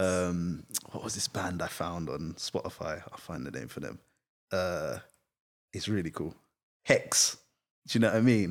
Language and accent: English; United Kingdom; I am British, but also I'm not